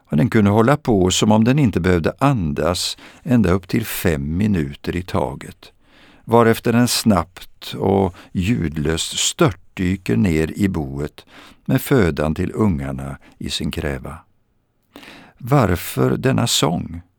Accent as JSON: {"language": "Swedish", "region": "Östergötland", "country": "Sweden", "tie": "born or raised there", "said": "Jag vill för en stund ta med er till mitt, min barndom på Östgötaslätten Utefter sjön Vättern"}